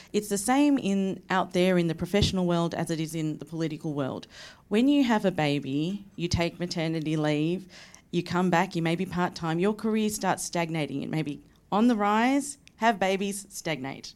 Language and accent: English; Victoria, Australia; I come from Victoria